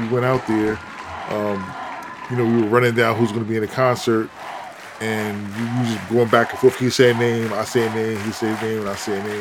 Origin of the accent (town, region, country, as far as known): Newark, New Jersey, United States